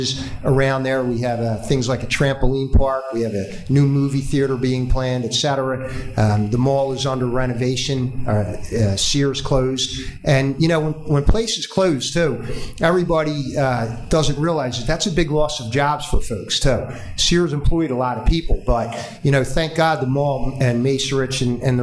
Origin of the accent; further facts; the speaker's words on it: Deptford, New Jersey, United States; I grew up there. I was born in Deptford